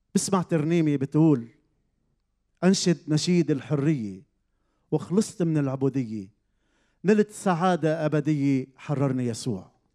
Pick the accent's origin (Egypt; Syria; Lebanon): Lebanon; Zahle, Beqaa; من منطقه بزحلي بلبنان كبرت بهيدي العيله